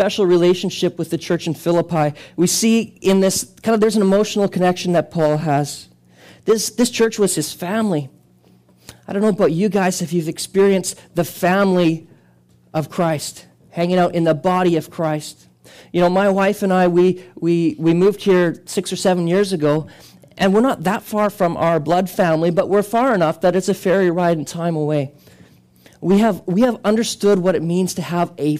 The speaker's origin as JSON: {"language": "English", "country": "Canada", "said": "we are not Canadian citizens first"}